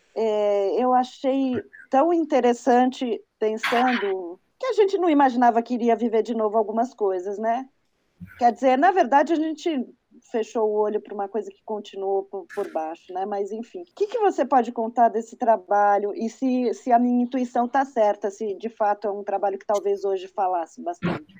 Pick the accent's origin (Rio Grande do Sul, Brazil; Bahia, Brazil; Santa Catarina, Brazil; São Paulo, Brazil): São Paulo, Brazil; eu sou paulistana